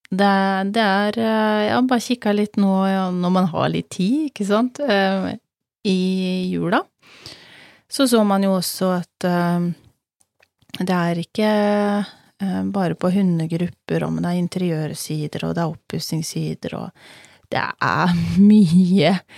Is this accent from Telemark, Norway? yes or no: yes; Telemark, Norway; moved away; Vi er begge fra Telemark, vi er godt vant med snø.